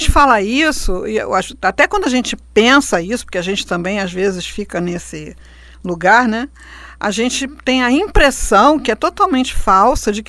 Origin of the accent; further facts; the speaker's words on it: Rio de Janeiro, Brazil; born there; É, então, vamos agradecer, porque a gente nasceu no Rio de Janeiro e não nasceu na Sibéria